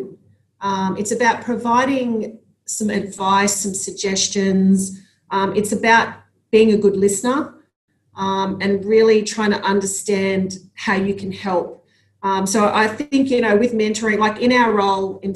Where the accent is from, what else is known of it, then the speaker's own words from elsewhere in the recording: Sydney, New South Wales, Australia; growing up in Sydney and having, you know, my friends and my family there